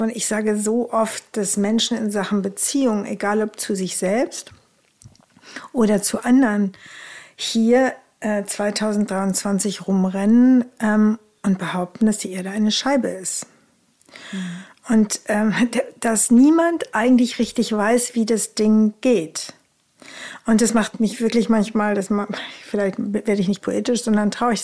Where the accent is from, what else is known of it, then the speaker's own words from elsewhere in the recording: Rhineland, Germany; Bei uns im Rheinland sagt man Tröte fürs Fußballstadion